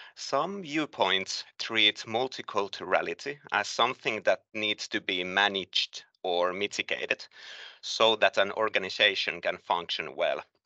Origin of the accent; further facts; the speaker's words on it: Hämeenlinna, Kanta-Häme, Finland; moved away as an adult; now in Mikkeli, Finland; I moved into Mikkeli in this year's August from my hometown Hämeenlin.